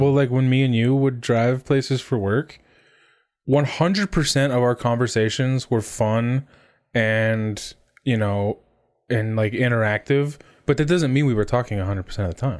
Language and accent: English; Arizona, United States; growing up in Arizona